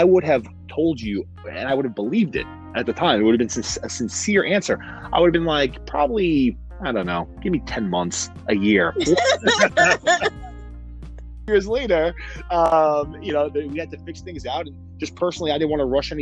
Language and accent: English; New York City, New York, United States; Born and raised in Queens, New York. Been here my whole life